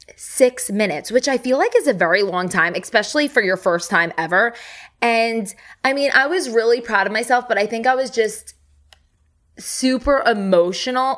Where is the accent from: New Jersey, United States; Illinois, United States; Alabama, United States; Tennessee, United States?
New Jersey, United States; now in Dallas, United States; I'm from New Jersey